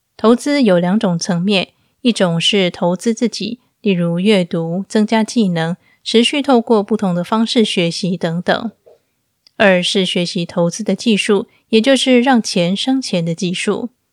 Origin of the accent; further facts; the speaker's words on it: Taiwan; now in Istanbul, Turkey; 我记得小时候，长辈们最常挂在嘴边的一句闽南语是“台湾钱淹脚木”。